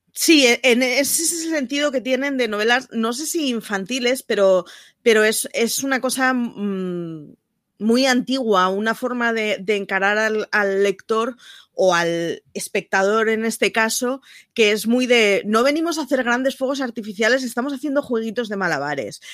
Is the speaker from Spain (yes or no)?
yes; Barcelona, Catalonia, Spain; como barcelonesa que siempre es representada por una sagrada familia a la que no voy ni una vez al año